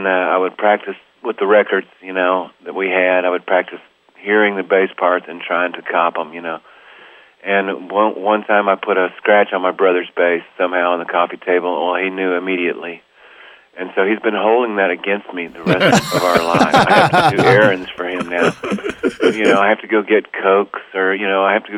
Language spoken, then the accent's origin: English; Dallas, Texas, United States; moved away as an adult; also born or lived in Amsterdam, Netherlands / The Hague, Netherlands; I was from North Dallas, which is we weren't rich, but I went to school with a lot of rich kids